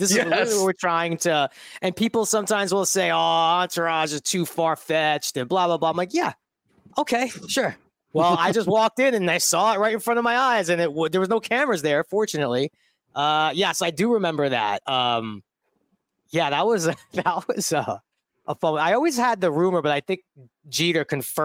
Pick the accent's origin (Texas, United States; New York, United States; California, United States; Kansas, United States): New York, United States; New York City; moved away as an adult; I grew up in Bensonhurst, Brooklyn